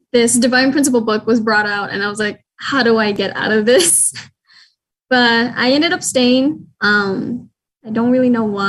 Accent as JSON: {"language": "English", "town": "Las Vegas", "region": "Nevada", "country": "United States", "tie": "born or raised there", "said": "I was born and raised in Las Vegas."}